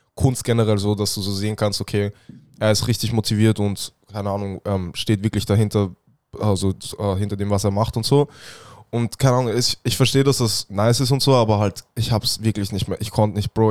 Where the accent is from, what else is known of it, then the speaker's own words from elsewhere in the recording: Vienna, Austria; ich bin aus Wien